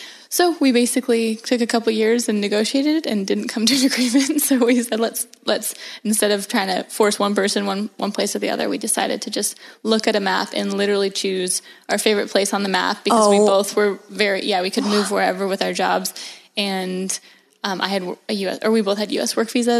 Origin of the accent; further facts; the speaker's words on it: Vancouver Island, British Columbia, Canada; moved away as an adult; now in Raleigh, United States; So I am from Vancouver Island in Canada, which is an absolutely beautiful place. It's actually where we're recording right now. And it's, yeah, I'm from just down the road. And I loved growing up here. It's very, very outdoorsy.